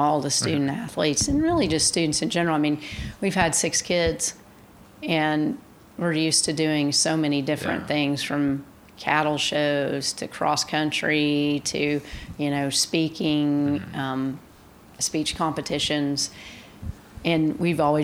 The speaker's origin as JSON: {"language": "English", "town": "Coweta", "region": "Oklahoma", "country": "United States", "tie": "born or raised there", "said": "growing up in Coweta on Main Street"}